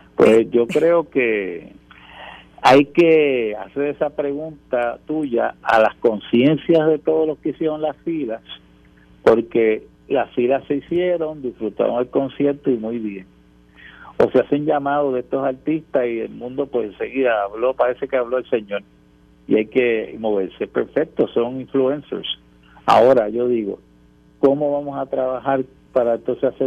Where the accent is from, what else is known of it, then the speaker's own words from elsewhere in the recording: Puerto Rico; nuestra conciencia como puertorriqueños y puertorriqueñas